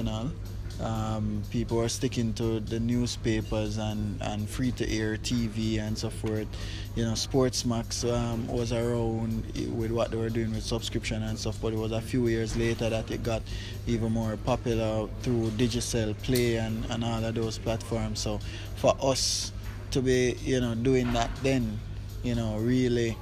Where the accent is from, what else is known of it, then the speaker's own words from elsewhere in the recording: Kingston, Jamaica; I grew up in Kentire, Papin